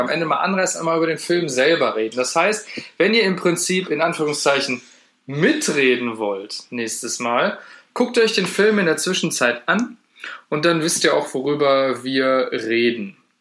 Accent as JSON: {"language": "German", "region": "the heart of North Rhine-Westphalia", "country": "Germany", "said": "wir kommen jetzt aus dem Herzen NRWs"}